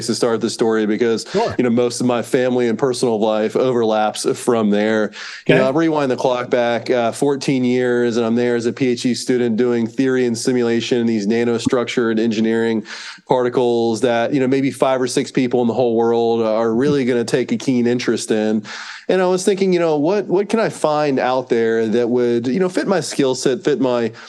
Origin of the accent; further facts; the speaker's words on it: North Carolina, United States; moved away as an adult; now in Austin, United States; I was born and raised in North Carolina